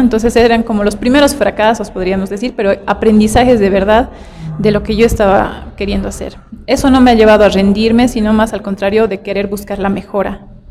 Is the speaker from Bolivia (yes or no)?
yes; Tupiza, Potosí, Bolivia; also born or lived in La Paz; yo nací en Tupiza, esto está al sur de, Potosí, en Bolivia. Y pues yo crecí en un lugar bien sano